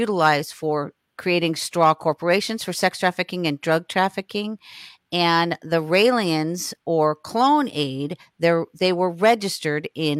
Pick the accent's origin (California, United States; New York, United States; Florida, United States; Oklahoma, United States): Florida, United States; Hollywood; I was born in Hollywood, Florida, August 11th, 1958, in Hollywood Memorial Hospital.